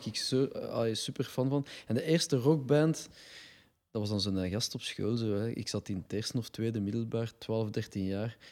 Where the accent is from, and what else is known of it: Brussels, Brussels-Capital Region, Belgium; accent: Brussels dialect